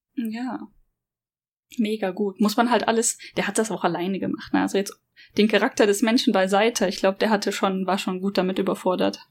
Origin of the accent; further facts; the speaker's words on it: Germany; now in Japan; ich als Deutsche